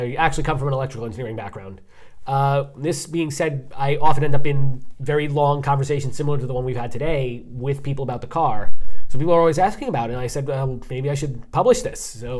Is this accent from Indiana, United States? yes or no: no; New York, United States; as a New Yorker, we love to talk smack about New Jersey